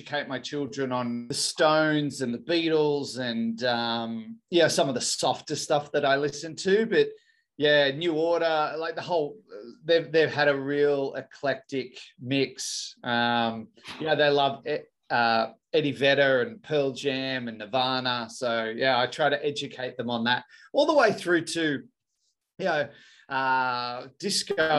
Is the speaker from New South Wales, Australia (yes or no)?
yes; Thirroul, New South Wales, Australia; now in Sydney, Australia; I grew up in Thirroul on the south coast.